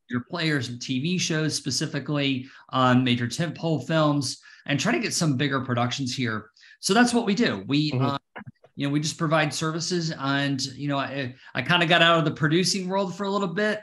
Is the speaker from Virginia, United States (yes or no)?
no; Atlanta, Georgia, United States; now in Connecticut, United States; I'm from Atlanta